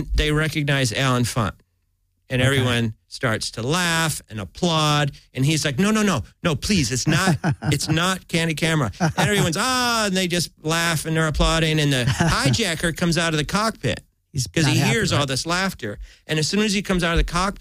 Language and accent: English; St. Louis, Missouri, United States; moved away as an adult; I'm from St. Louis